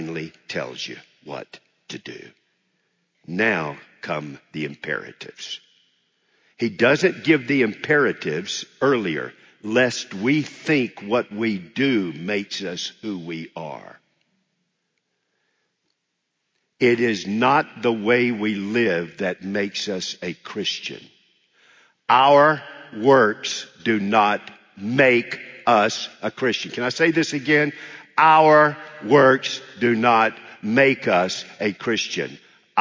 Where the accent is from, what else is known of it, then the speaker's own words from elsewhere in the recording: United States; I'm an American